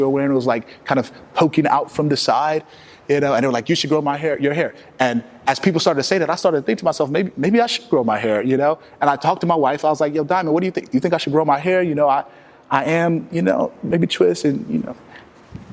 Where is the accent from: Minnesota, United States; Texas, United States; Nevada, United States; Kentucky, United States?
Texas, United States; I am from Texas